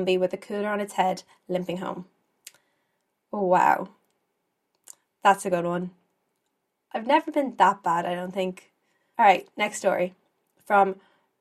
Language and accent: English; Ireland; As an Irish girl